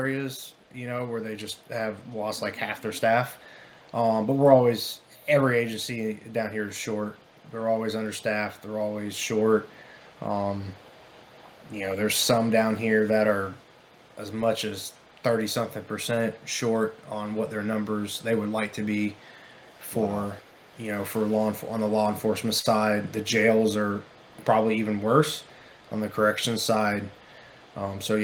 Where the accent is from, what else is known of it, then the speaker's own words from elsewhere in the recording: Manatee County / Sarasota County, South Florida, United States; I grew up in South Florida, kind of like the Manatee County, Sarasota County areas